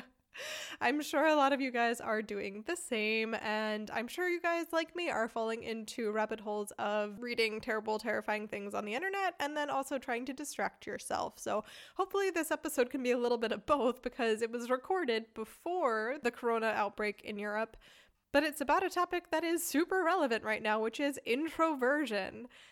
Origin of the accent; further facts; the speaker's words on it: United States; moved away as an adult; now in Germany; We're both American